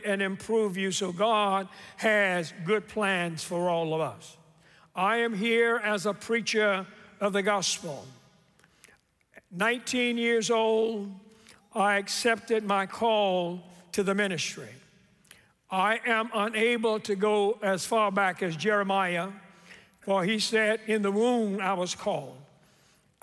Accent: Memphis, Tennessee, United States; Growing up in Memphis, I am what you would call a very proud Memphian

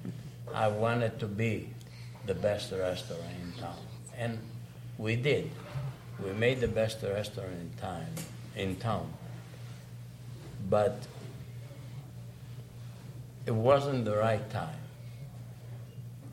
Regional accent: Greece; English is a second language; moved away as an adult; also born or lived in Saskatoon, Canada; now in Lloydminster, Canada; When I came from Greece, of course, I never spoke a word of English

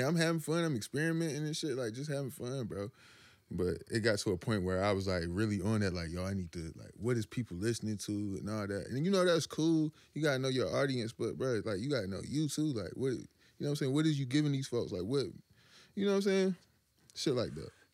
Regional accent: Washington, North Carolina, United States; I'm from Little Washington

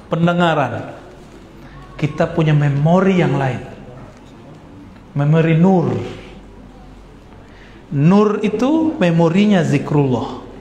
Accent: Sumatra, Indonesia; Di Sumatera dulu nggak ada saya ketemu karena emang di kampung saya nggak ada majelis habaib nggak ada.

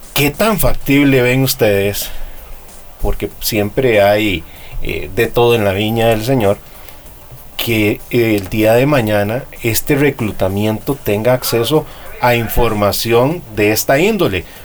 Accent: Costa Rica

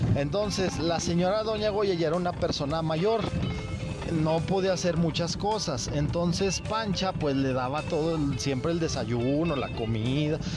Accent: Zacatecas, Mexico; ahí en Zacatecas, de donde yo soy

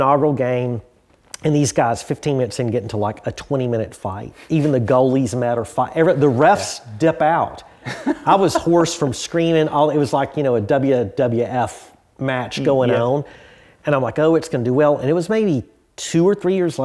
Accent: the South, United States; moved away; also born or lived in Florida; I'm from the South

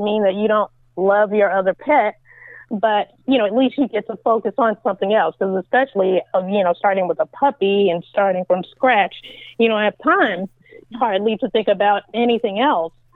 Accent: California, United States; moved away as an adult; also born or lived in New York; now in Virginia, United States; I was born in New York, and I lived there until I was nine years old, and then I moved to California, of course, to do the show and I lived out there, gosh, my entire life.

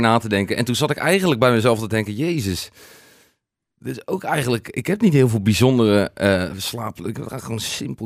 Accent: Noordwijk, South Holland, Netherlands; waar kom je vandaan? En dan zeggen we Noordwijk

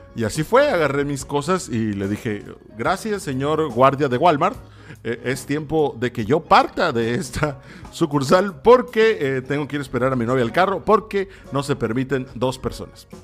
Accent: Mexico; Así somos los mexicanos

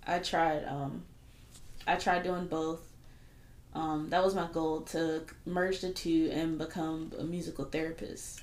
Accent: Fayetteville, United States; I grew up in Fayetteville

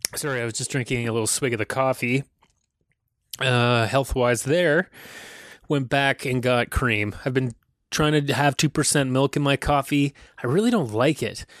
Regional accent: County Cork, Ireland; now in Toronto, Canada; I wear red because that's the, that's the color of my county in Ireland, County Cork

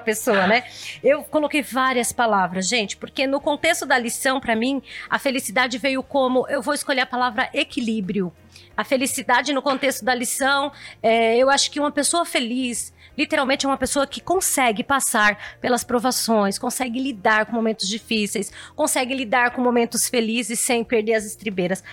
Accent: São Paulo, Brazil; eu sou do Itaim Paulista, é um lugar humilde, eu não sou do Itaim Bibi não

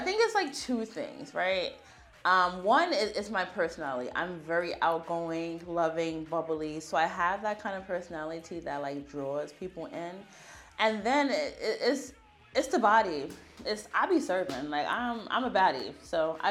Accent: United States; I'm American

